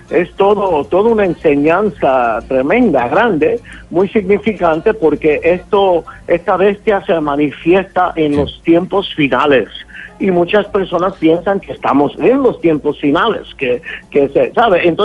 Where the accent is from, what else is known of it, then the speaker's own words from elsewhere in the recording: Brooklyn, New York, United States; born there; Yo nací en Brooklyn, Nueva York, de padres puertorriqueños